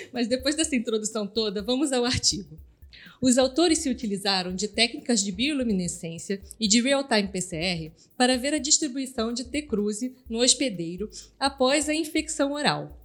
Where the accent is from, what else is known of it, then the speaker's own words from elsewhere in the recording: Southeast Brazil, Brazil; eu, que sou cria do Sudeste